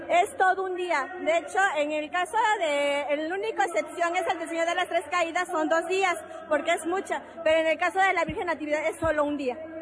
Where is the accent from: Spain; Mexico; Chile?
Mexico; Huautla de Jiménez, Oaxaca; De Huauta de Jiménez, región Cañada